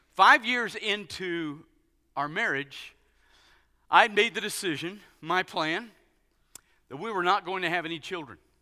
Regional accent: United States; being an American guy

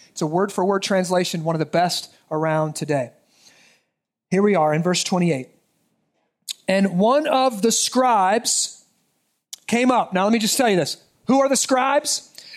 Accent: United States; as American citizens

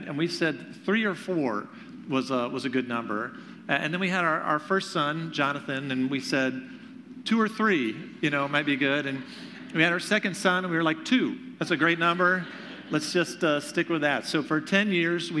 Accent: Greenville, South Carolina, United States; moved away as an adult; now in Michigan, United States; I am originally from Greenville, South Carolina

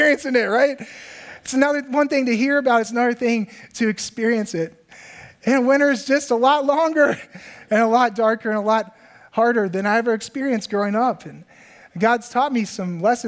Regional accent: Virginia, United States; moved away as an adult; now in Minnesota, United States; for me as a guy growing up in Virginia

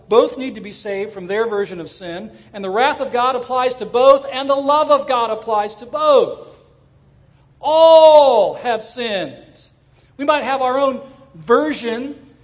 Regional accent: Southern California, United States; I grew up in Southern California

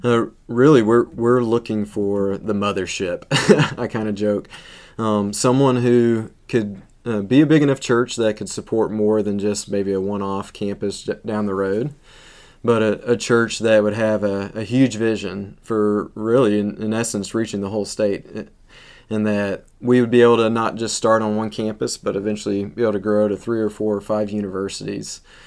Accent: Tennessee, United States; moved away as an adult; now in Michigan, United States; Growing up in Tennessee, this really reminds me of home.

